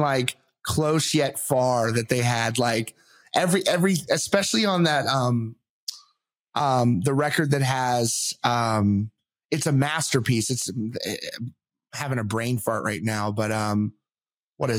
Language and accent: English; Virginia Beach, Virginia, United States; I'm from Virginia. So I'm like around Virginia Beach area